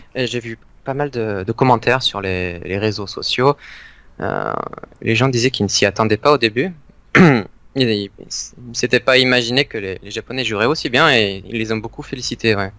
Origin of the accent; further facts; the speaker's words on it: near Aix-en-Provence, Provence-Alpes-Côte d'Azur, France; also born or lived in Valenciennes; now in Japan; Je viens du sud de la France, mhm. à côté d'Aix-en-Provence, mais je suis né à Valenciennes